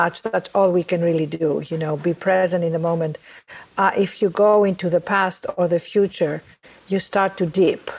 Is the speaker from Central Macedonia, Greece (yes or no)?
no; Athens, Attica, Greece; now in New York, United States; I was born and raised in Athens, Greece, as you can all hear from my accent